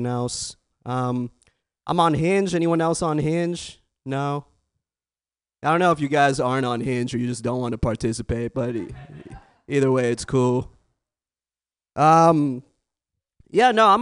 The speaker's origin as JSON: {"language": "English", "area": "the Bay Area", "region": "California", "country": "United States", "tie": "born or raised there", "said": "born and raised in the Bay"}